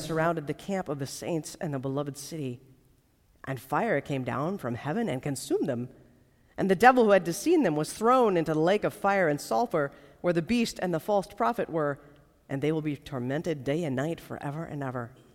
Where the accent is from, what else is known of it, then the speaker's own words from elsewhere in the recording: United States; for those of us uh, who grew up in the United States